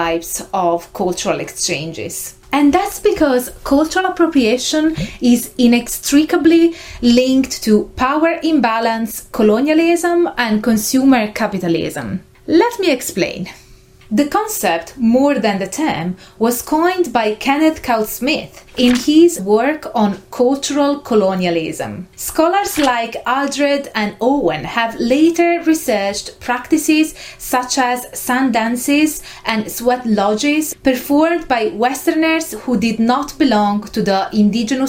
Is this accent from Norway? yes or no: no; Italy; first language Italian; English is a second language; I was born and raised in Italy. Italian is my native tongue